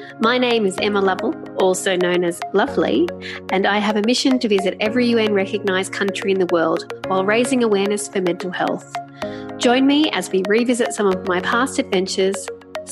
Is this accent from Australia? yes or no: yes; Australia; as an Australian